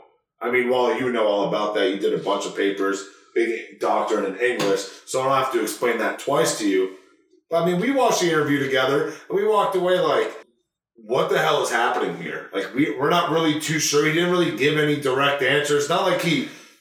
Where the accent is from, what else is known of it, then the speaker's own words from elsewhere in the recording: Northern California, United States; I'm from Northern California